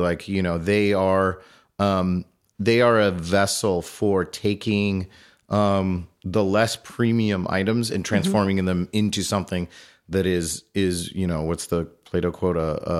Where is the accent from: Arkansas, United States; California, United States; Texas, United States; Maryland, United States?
California, United States; moved away as an adult; now in New York, United States; I'm from California originally.